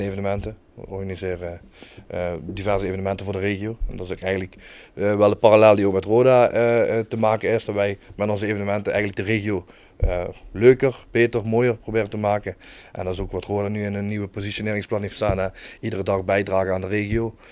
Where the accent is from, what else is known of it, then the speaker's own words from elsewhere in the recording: Kerkrade, Limburg, Netherlands; moved away as an adult; now in Heerlen, Netherlands; Ik kom uit ik Kerk Jong. Uh, geboren en getogen, woon tegenwoordig op hele baan, tegen mijn zin.